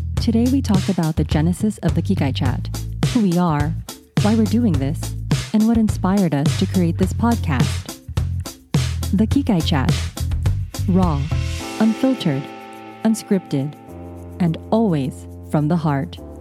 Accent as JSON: {"language": "English", "country": "United States", "tie": "born or raised there", "said": "We were born here. We're Americans"}